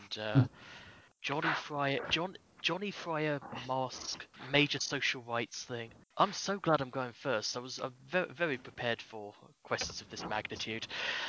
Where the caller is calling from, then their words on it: London, United Kingdom; I'm calling from London, England.